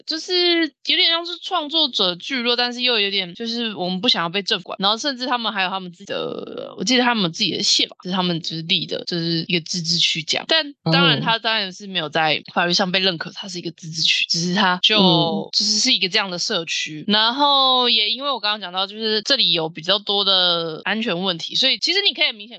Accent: Taiwan; 身为一个台湾人

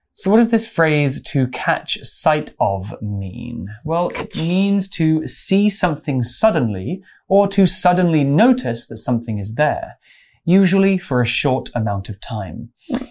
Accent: English countryside, England, United Kingdom; I grew up in the English countryside.

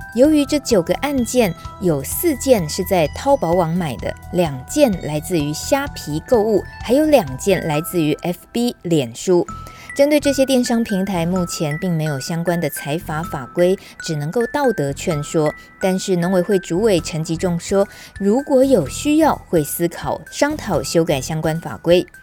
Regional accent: Wufeng, Taichung, Taiwan; 我的故乡雾峰

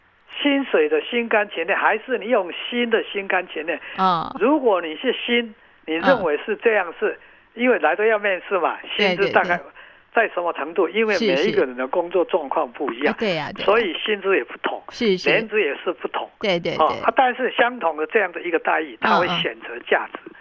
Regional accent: Taiwan; 是我的故乡，嗯嗯，他的香蕉是全台湾最好的，

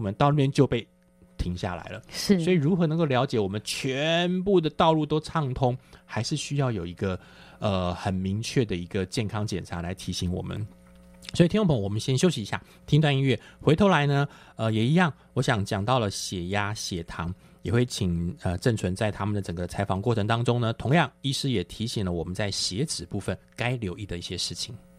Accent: Taiwan; 在我们台湾人来讲

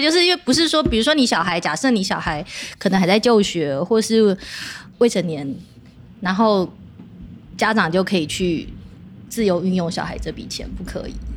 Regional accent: Taiwan; 我们台湾人

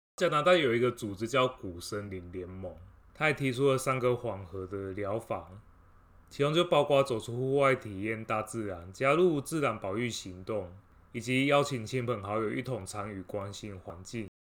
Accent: a small town in central Taiwan, Taiwan; 我是生长在中部的一个小镇

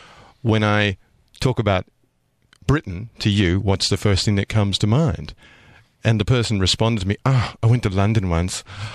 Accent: Australia; accent: slightly Australian; I mean, my accent is slightly Australian, but I have a British passport.

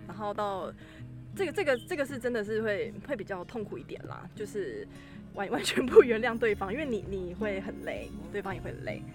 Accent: Taiwan; 蛮感恩我生在台湾

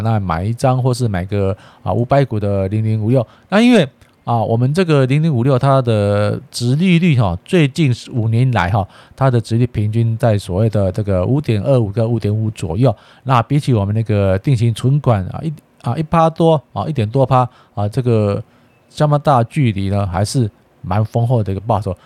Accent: Taiwan; 一直一直挑衅我们台湾话

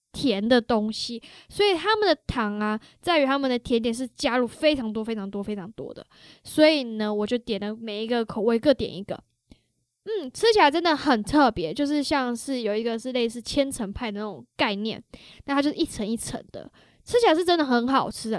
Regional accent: Taiwan; moved away; also born or lived in Toronto, Canada; 我觉得因为身为台湾人呢，其实我们的嘴巴已经被他们 养坏了，从小就养坏了的嘛

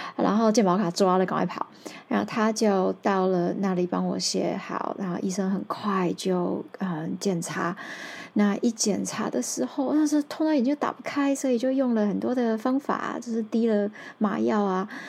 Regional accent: Taiwan; first language Taiwanese Hokkien; Chinese is a second language; 我就是说台语长大的嘛

